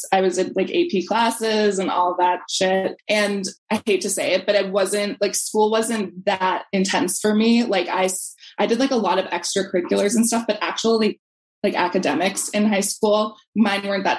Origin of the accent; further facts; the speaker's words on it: Brookline, Massachusetts, United States; Brookline was really diverse, but I definitely feel like it was really segregated.